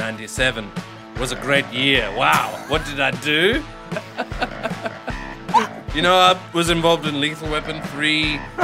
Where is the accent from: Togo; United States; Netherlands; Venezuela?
Netherlands; English is a second language; I'm not Australian. I'm a Dutch filmmaker.